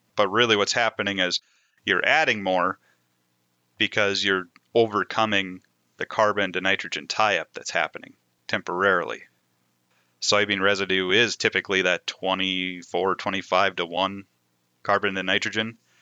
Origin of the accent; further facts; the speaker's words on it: Moorhead, Minnesota, United States; also born or lived in Devils Lake area, North Dakota; I grew up in the Red River Valley, just outside of Fargo Moorhead on the Minnesota side